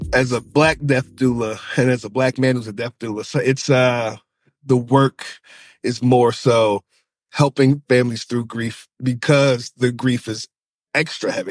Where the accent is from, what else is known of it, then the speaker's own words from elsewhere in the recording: Charlottesville, Virginia, United States; I'm from Charlottesville, Virginia